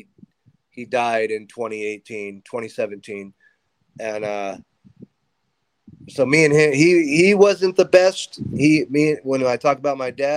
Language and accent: English; Fresno, California, United States; moved away as an adult; I grew up in Fresno, where I'm currently still living, but I moved away. But I lived here till I was about 18 years old